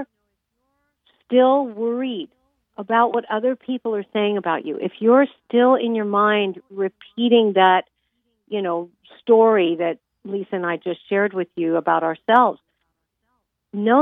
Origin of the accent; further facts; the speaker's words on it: Los Angeles, California, United States; I'm from Hollywood, California